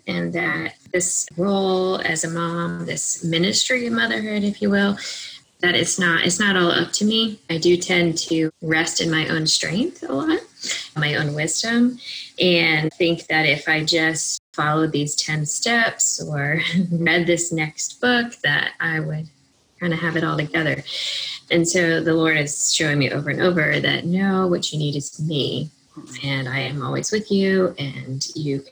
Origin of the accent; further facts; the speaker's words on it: Maryland, United States; I grew up in Maryland